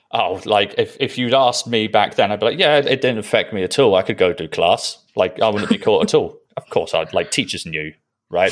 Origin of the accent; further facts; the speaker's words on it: Netherlands; I was born in Holland